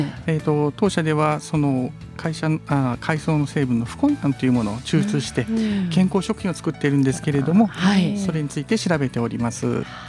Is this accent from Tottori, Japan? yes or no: yes; Yonago, Tottori, Japan; 小さい頃あの私あの米子市のくずもで生まれ育った